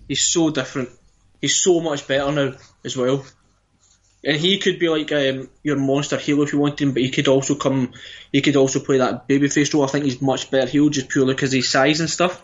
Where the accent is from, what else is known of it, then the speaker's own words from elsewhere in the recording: Scotland, United Kingdom; we're Scottish